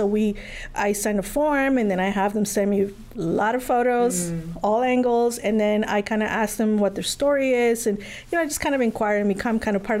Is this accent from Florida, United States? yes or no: yes; Miami, Florida, United States; I was from Miami, and then I came here from Miami.